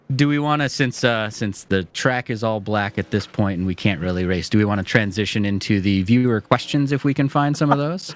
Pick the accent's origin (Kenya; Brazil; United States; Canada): United States; I'm an American